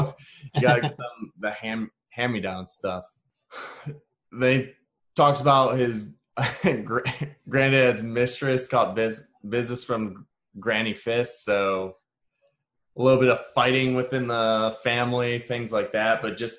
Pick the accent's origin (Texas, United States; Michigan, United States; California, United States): Michigan, United States; Detroit; I just found it very interesting just because I'm from Detroit and I just find that stuff interesting.